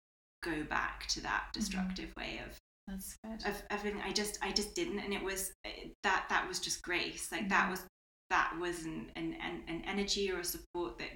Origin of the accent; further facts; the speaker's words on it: United Kingdom; now in Spain; I'm British as well